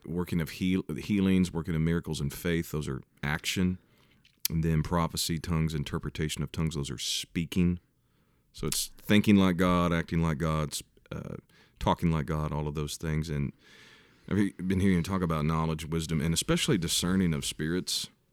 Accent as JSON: {"language": "English", "town": "Kansas City", "country": "United States", "said": "I'm from Kansas City."}